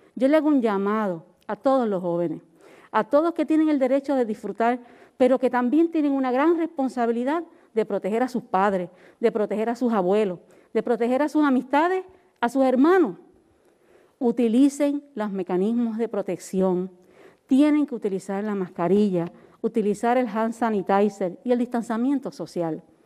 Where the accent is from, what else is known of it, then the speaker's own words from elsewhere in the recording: Puerto Rico; Los puertorriqueños hemos sido resilientes